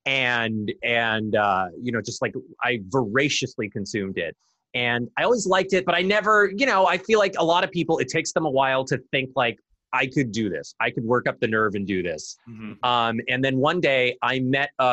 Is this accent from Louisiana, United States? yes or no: no; New York, United States; I grew up in New York